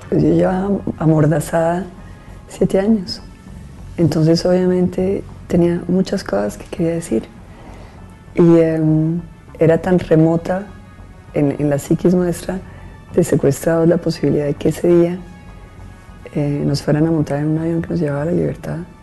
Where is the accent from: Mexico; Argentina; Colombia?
Colombia; somos colombianos, orgullosos de serlo